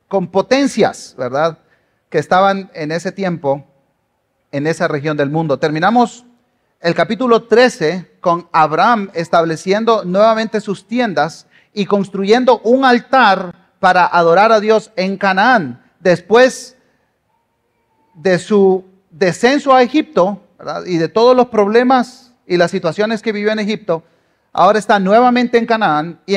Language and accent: Spanish; Guatemala; aunque escuchen un acento raro, yo soy guatemalteco y ya voté. Ah, digo, por si por ahí anda Celestino que dice que no soy guatemalteco, porque me dice que yo no soy de acá